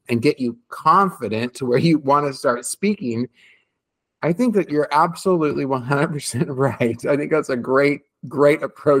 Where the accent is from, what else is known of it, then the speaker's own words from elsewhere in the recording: United States; now in Italy; as an American living in Italy